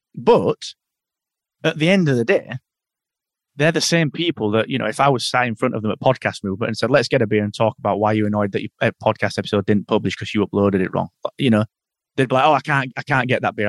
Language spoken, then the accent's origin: English; the north of England, United Kingdom; I'm I'm from Northern England